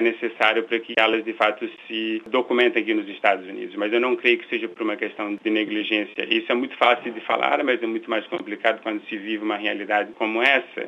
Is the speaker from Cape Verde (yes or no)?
yes; Praia, Santiago, Cape Verde; moved away as an adult; also born or lived in Brazil; now in United States; nasci em Cabo Verde, numa ilha pobre, de uma família pobre. Nasci na capital, na cidade da Praia, e mudei para o Brasil quando completei 18 anos